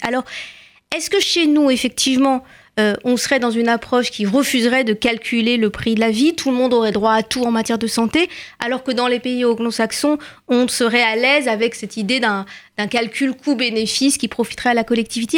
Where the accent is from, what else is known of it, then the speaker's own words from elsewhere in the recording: France; Chez nous, en France